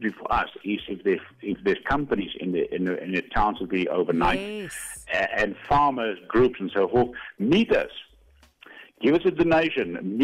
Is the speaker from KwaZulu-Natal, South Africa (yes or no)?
no; Koster, North West, South Africa; now in White River, South Africa; I grew up in Koster